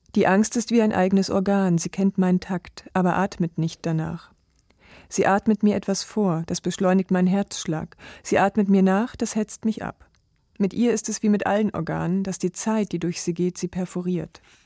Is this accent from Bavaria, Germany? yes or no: no; Mecklenburg-Vorpommern, Germany; now in Leipzig, Germany; Und ich bin gebürtige Mecklenburgerin